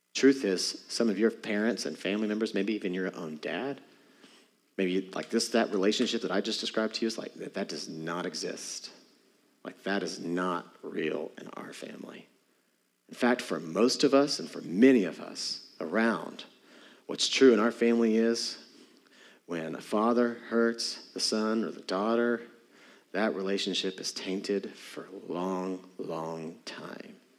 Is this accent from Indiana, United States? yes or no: no; Texas, United States; moved away; I'm from Texas